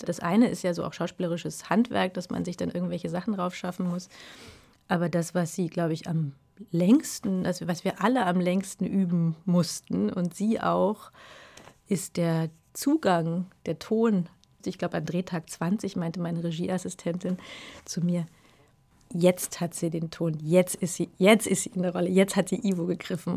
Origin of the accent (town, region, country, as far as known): Berlin, Germany; born or raised there; also born or lived in Brandenburg